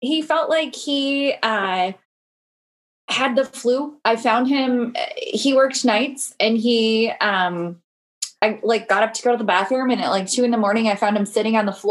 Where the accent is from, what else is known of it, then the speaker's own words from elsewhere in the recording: Michigan, United States; now in Minneapolis, United States; I'm originally from Michigan.